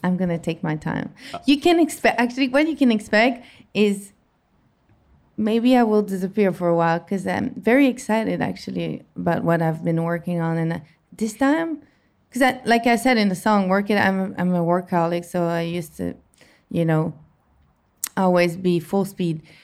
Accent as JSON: {"language": "English", "town": "Montreal", "region": "Quebec", "country": "Canada", "tie": "born or raised there", "said": "it was in my hometown Montreal"}